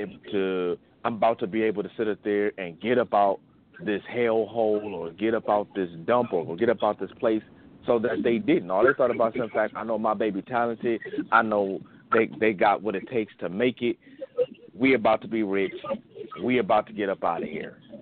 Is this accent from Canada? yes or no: no; Saginaw, Michigan, United States; my hometown right here in Saginaw, Michigan